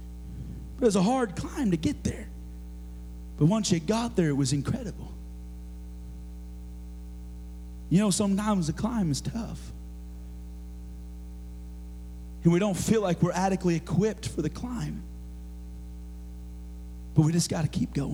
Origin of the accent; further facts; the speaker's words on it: Oregon, United States; moved away; growing up in Oregon, of course, and we had to study Oregon history.